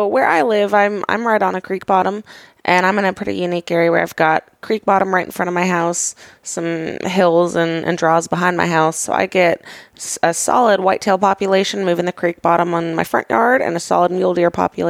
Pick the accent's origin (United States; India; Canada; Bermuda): United States; Alaska; moved away as an adult; also born or lived in Georgia / Montana / California; I was born in Georgia, first half of my childhood in Georgia, second half in Alaska.